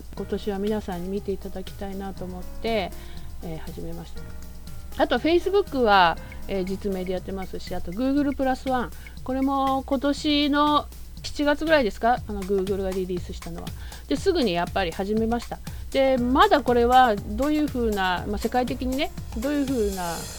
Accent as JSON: {"language": "Japanese", "town": "Kumagaya", "region": "Saitama", "country": "Japan", "tie": "born or raised there", "moved": "yes", "said": "もともと私は埼玉出身なんですけれども"}